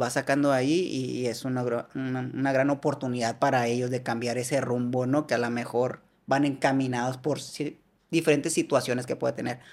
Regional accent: Hermosillo, Sonora, Mexico; Yo soy de Hermosillo y estoy ahí

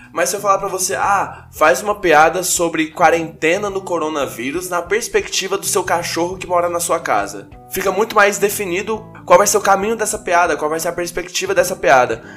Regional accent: Goiânia, Goiás, Brazil; eu sou de Goiânia

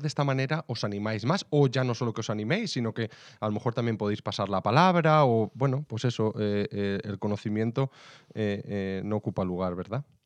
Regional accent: Salamanca, Castile and León, Spain; yo soy de Salamanca

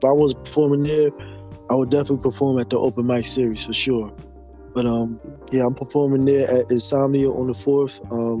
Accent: Philadelphia, Pennsylvania, United States; moved away; living in Philly, born and raised there.

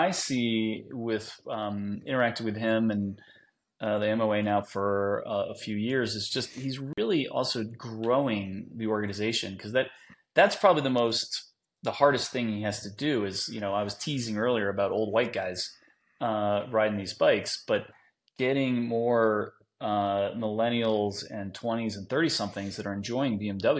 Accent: New Jersey, United States; Yeah, you know, I'm from Jersey, so I'm not surprised I run into a trunk one right off my bat in my career.

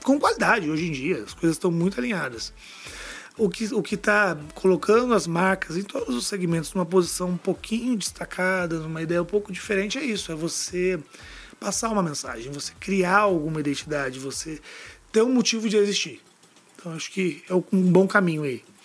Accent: Brasília, Federal District, Brazil; todo mundo sabe que eu sou de Brasília

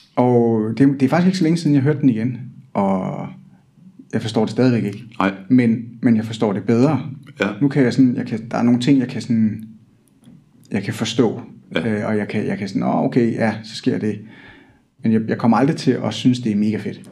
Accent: Hillerød, Capital Region of Denmark, Denmark; now in Odense, Denmark; jeg kommer oprindeligt fra Hillerød

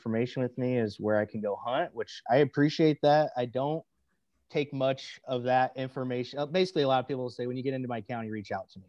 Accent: Cedar Rapids, Iowa, United States; growing up around the Cedar Rapids, Iowa area, which is where I'm from and still currently reside in Cedar Rapids

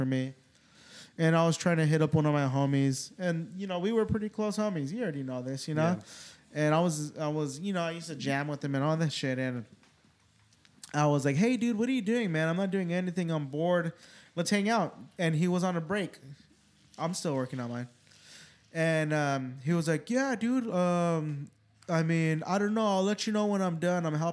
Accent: California, United States; moved away; growing up in California

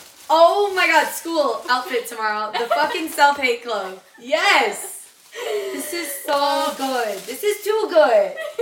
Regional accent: Wisconsin, United States; Okay, I am from Wisconsin. … I am still in high school. I'm a senior in high school.

